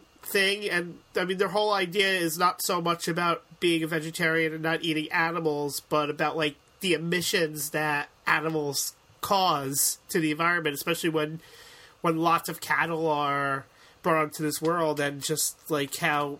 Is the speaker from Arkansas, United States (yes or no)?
no; New York, United States; It's kind of like as a Yankee fan, like growing up in New York, running into Mets fans